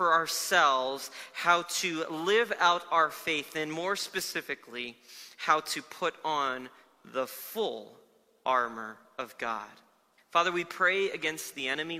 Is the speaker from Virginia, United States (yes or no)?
no; South Florida, United States; moved away as an adult; now in Denver, United States; I grew up in Florida for most of my life